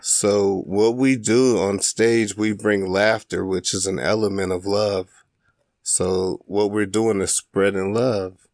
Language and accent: English; Springfield, Illinois, United States; moved away as an adult; now in Duluth, United States; I grew up in Springfield, Illinois